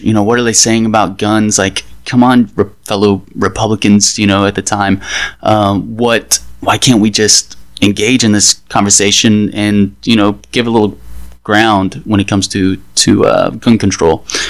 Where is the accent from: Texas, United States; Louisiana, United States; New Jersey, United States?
Texas, United States; Dallas; now in Washington, D.C., United States; I'm from Dallas, and since I've been in DC